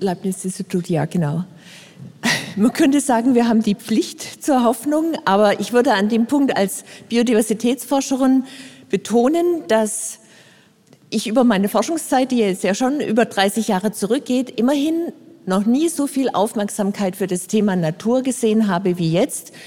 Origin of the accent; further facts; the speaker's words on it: Frankfurt, Hesse, Germany; Bei uns in Frankfurt